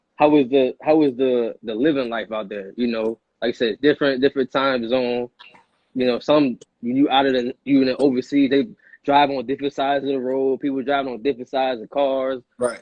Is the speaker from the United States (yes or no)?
yes; Oak Park, Illinois, United States; also born or lived in Aurora, Illinois; I grew up in Oak Park. I'm from Aurora, but I moved to Oak Park, went to Oak Park.